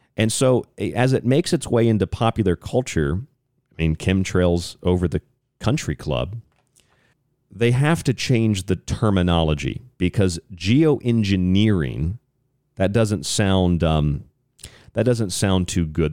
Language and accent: English; St. Petersburg, Florida, United States; I grew up in Saint Petersburg, Florida, so right on the beach